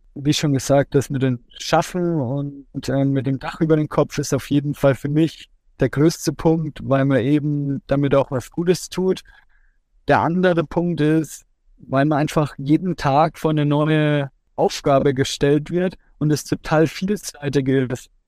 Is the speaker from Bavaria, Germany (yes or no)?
yes; Coburg, Bavaria, Germany; Heimat ist für mich mein Zuhause, da wo ich aufgewachsen bin, da wo meine Familie, meine Freunde alle zusammen sind. Und es ist für mich immer schön, in Coburg zu sein. Und ich bin auch froh, dass ich ja, 25 Jahre von meinem Leben jetzt hier verbracht habe